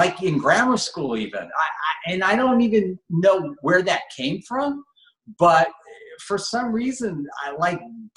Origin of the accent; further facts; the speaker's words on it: Los Angeles, California, United States; I grew up in Granada Hills, California.